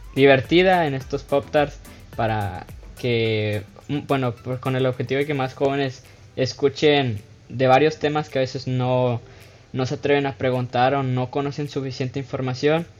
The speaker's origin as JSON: {"language": "Spanish", "country": "Mexico", "tie": "born or raised there", "moved": "as an adult", "lives_now": "United States", "said": "nací en Estados Unidos, me crié en México, estoy estudiando en Estados Unidos la universidad"}